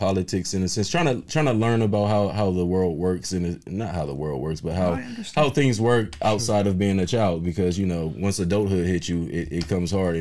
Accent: Compton, California, United States; I grew up in the inner city around Compton area.

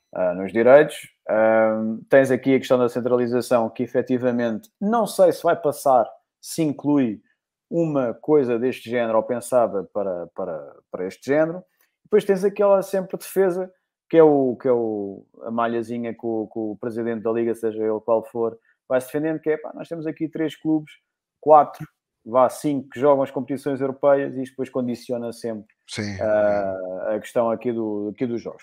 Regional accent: Lisbon, Portugal; nós próprios que vivemos em Lisboa, também sou aqui do, do Distrito de Lisboa

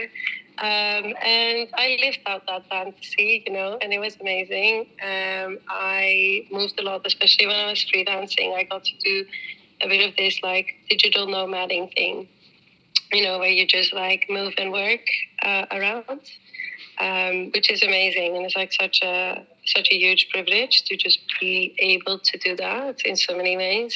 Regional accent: Netherlands; also born or lived in New Zealand; now in Amsterdam, Netherlands; I was born in New Zealand but grew up in the Netherlands, so I am Dutch.

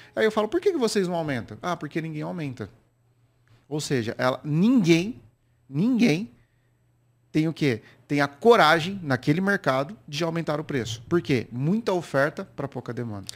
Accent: Campinas, São Paulo, Brazil; sou lá da cidade de Campinas, interior

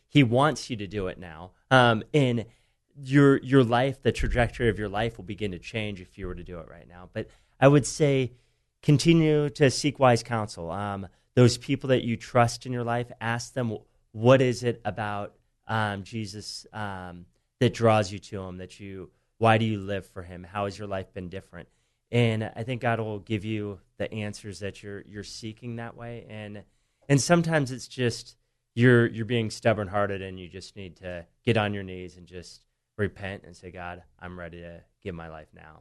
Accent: San Diego, California, United States; I grew up here in San Diego

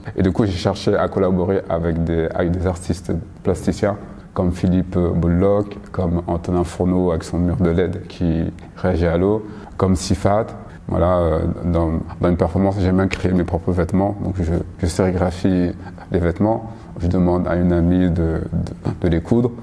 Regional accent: Paris, Île-de-France, France; je suis parisien d'origine euh, malienne

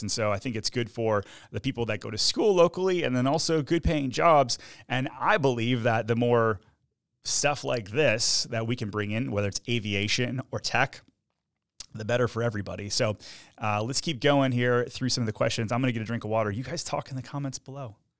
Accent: Michigan, United States; now in Orlando, United States; I'm from Michigan

